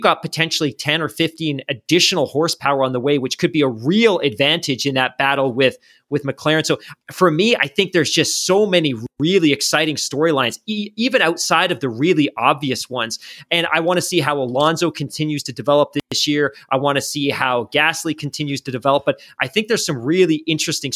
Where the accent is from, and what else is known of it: Canada